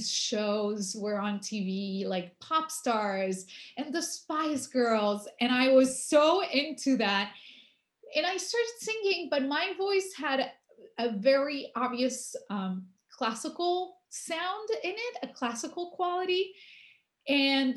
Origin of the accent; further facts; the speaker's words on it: Buenos Aires, Argentina; also born or lived in Paris, France; So I grew up mostly in Argentina, though we went back and forth a lot during the summer vacations. And I attended the French Lycée in Buenos Aires.